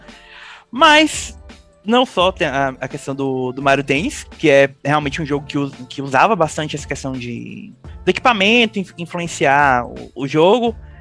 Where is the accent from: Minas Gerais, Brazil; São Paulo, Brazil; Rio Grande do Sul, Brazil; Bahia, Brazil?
Bahia, Brazil; eu sou baiano